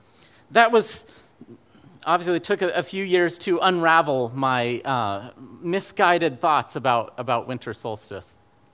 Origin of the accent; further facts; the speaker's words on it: Fairbanks, Alaska, United States; Now, I grew up in Fairbanks, Alaska, so by December 21st, it had already been winter for several months.